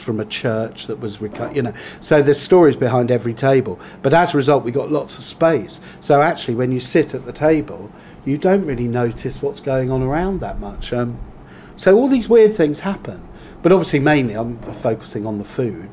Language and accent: English; Whitstable, South East England, United Kingdom; I come from Whitstable, that's my hometown